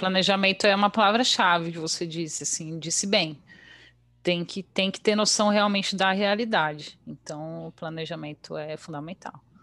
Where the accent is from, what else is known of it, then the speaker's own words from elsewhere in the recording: Bragança Paulista, São Paulo, Brazil; moved away as an adult; also born or lived in Atibaia / Porto, Portugal; now in Luxembourg; Eu nasci em Atibaia. Ah, mas tá. Eu, ah, mas eu morei a vida inteira em Bragança, então eu sou super Bragantina.